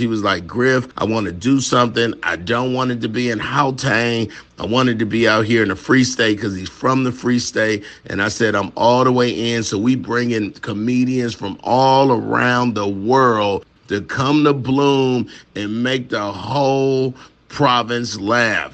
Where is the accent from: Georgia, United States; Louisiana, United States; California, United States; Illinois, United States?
Georgia, United States; Atlanta